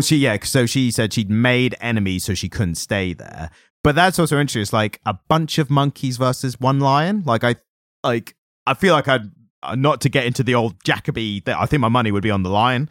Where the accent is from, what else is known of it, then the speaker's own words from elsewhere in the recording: United Kingdom; we're British